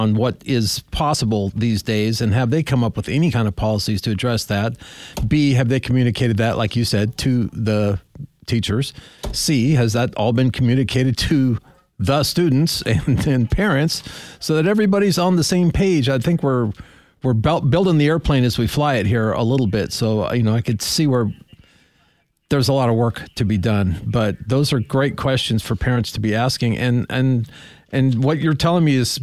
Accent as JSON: {"language": "English", "region": "Montana", "country": "United States", "tie": "born or raised there", "said": "I grew up in Montana."}